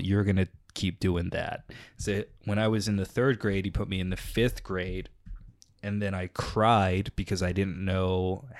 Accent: Texas, United States; so, like, growing up in Texas, nothing to do.

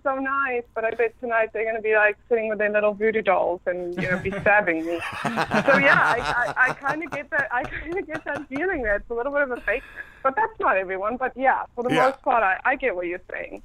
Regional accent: South Africa; now in California, United States; I grew up in South Africa

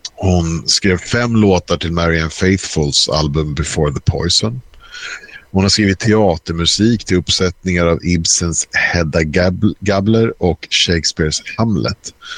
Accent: Stockholm, Stockholm County, Sweden; Jag är uppvuxen i Skarpnäck, gick i skolan i Bagarmossen

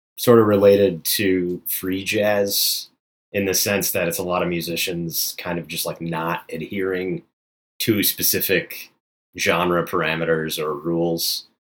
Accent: Florida, United States; now in Queens, New York, United States; I'm from Florida

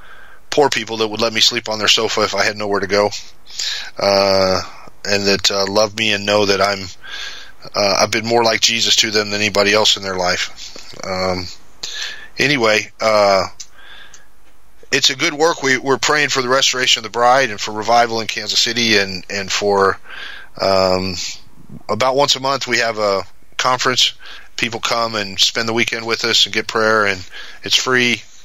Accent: Mexico; And I grew up in Mexico. My folks are missionaries.

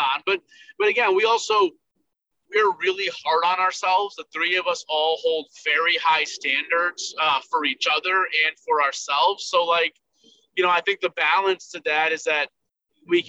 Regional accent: Buffalo, New York, United States; moved away as an adult; also born or lived in Michigan; people we've known from growing up in Buffalo

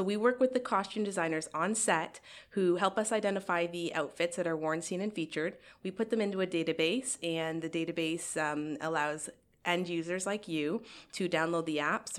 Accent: Waterloo Region, Ontario, Canada; I am from Waterloo Region.

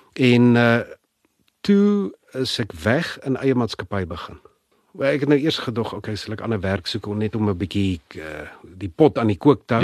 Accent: Pretoria, Gauteng, South Africa; also born or lived in Europe; Ek's gebore in Pretoria, skool gegaan Linwood Laerskool, Menepark Hoërskool

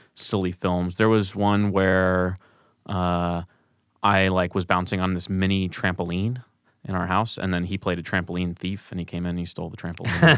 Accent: St. Louis, Missouri, United States; moved away as an adult; also born or lived in Kansas; now in Chicago, United States; growing up in Saint Louis

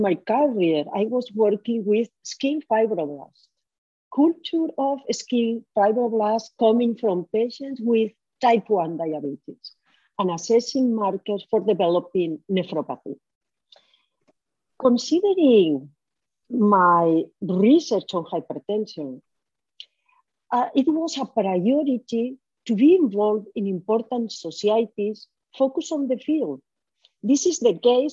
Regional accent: Valencia, Valencian Community, Spain; also born or lived in Chicago; I am from Valencia, Spain, here in the Mediterranean Sea.

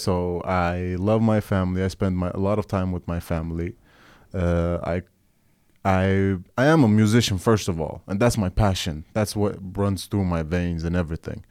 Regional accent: Oslo, Norway; I'm a musician from Norway, born and raised

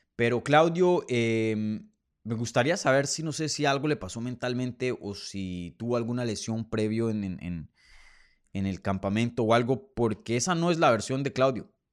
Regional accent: Colombia; desde mi tierra. Saludos desde Bogotá, Colombia

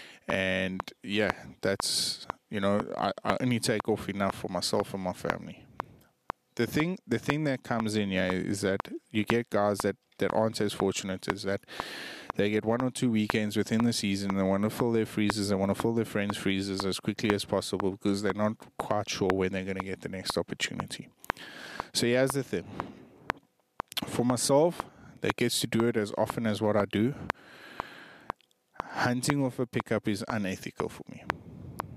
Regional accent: South Africa; as a South African, as a fellow hunter

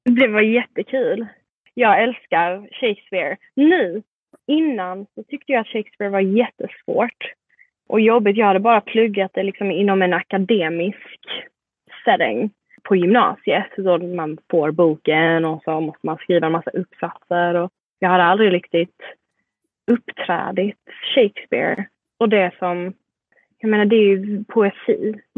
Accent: Sweden; also born or lived in Malmö, Sweden / Singapore; now in New York, United States; där jag är från i Sverige är ju en liten

